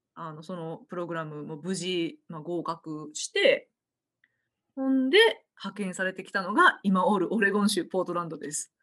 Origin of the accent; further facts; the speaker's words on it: Osaka, Japan; accent: Osaka-ben; moved away as an adult; now in Portland, United States; 私は大阪出身なので、えー、これこの後大阪弁にシフトします